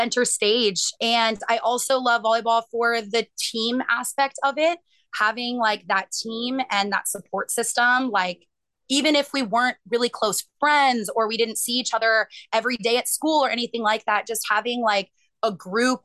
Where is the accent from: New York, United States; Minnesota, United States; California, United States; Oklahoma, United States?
California, United States; Bay Area; I was born and raised in the Bay Area